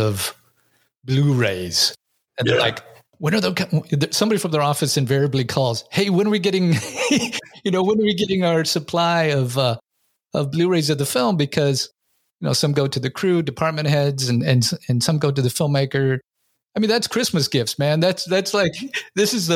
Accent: Seattle, Washington, United States; I grew up during that era in Seattle there

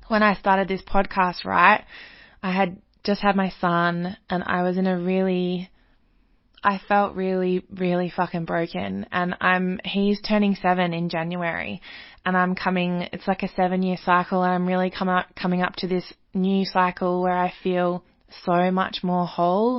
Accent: Australia; I live in Australia, I grew up in Australian society

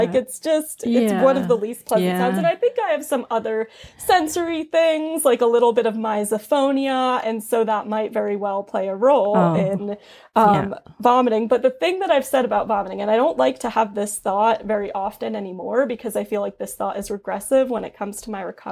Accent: New York City, New York, United States; growing up in New York City.

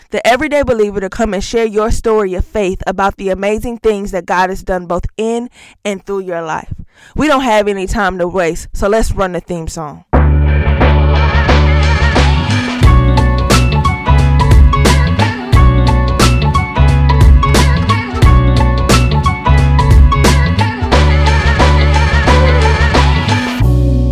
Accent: Augusta, Georgia, United States; now in Tulsa, United States; I grew up, I am from Augusta, Georgia. I am a Georgia girl at heart, currently residing in Tulsa, Oklahoma

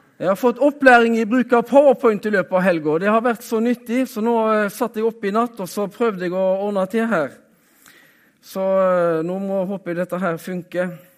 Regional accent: Haugesund, Rogaland, Norway; Jeg er jo fra Haugesund, så eh, jeg er rogalending

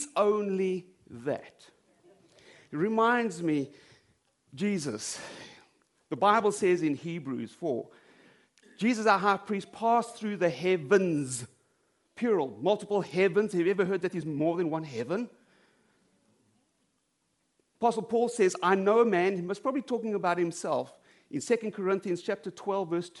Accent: South Africa; moved away; I come from South Africa

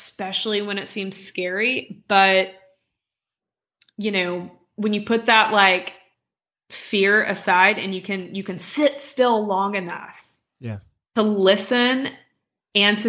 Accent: Birmingham, Alabama, United States; I'm from Birmingham

